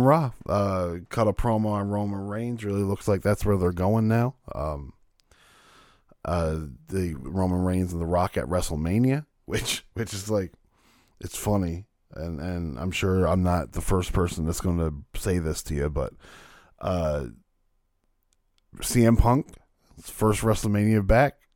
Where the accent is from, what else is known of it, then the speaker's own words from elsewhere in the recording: Canada; I'm Canadian